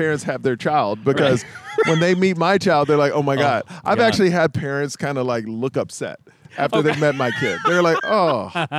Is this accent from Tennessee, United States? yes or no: no; Houston, Texas, United States; also born or lived in Miami; now in California, United States; I'm from Houston, and then I moved to Miami.